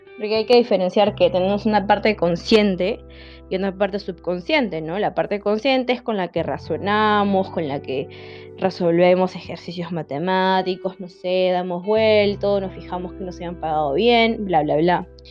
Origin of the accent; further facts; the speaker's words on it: Lima, Peru; soy de Lima, Perú, es la capital de Perú, Lima, al costado de la costa